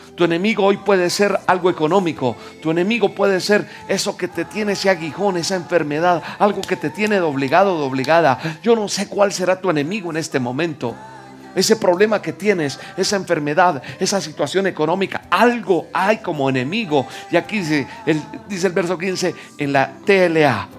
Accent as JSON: {"language": "Spanish", "country": "Colombia", "said": "Yo soy colombiano"}